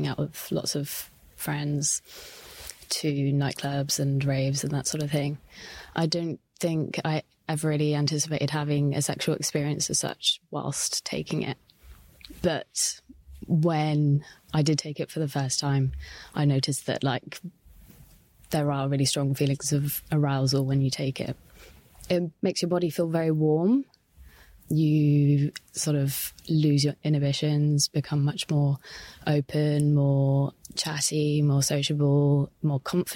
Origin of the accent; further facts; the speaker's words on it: Devon, South West England, United Kingdom; I grew up in Devon, and it was sort of a really small, tiny, rural town